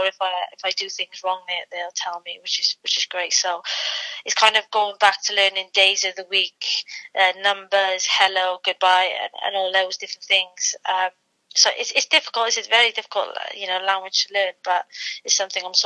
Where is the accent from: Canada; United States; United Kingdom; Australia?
United Kingdom; Wales; I am Welsh and I want to speak Welsh